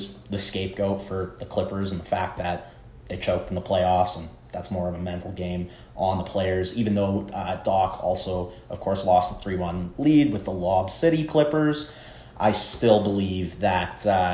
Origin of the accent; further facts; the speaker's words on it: Canada; As a Canadian